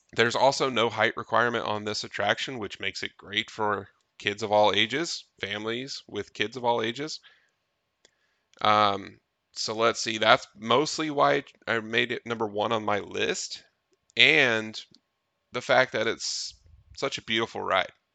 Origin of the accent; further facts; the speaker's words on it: Tennessee, United States; we grew up in Tennessee